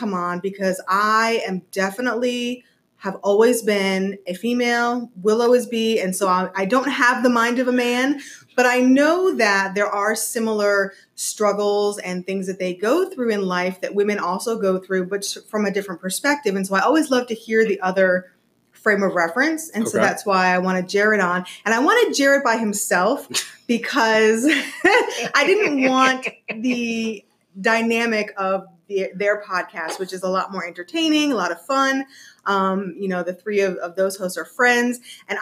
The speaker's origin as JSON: {"language": "English", "region": "East Coast", "country": "United States", "moved": "yes", "said": "I'm originally from the East Coast"}